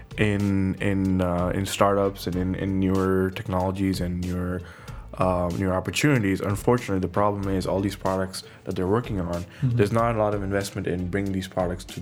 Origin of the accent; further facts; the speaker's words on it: Mississauga, Ontario, Canada; moved away as an adult; now in Detroit, United States; I grew up in Canada. I moved to Canada in about 1999. And I went to elementary school, middle school, high school, university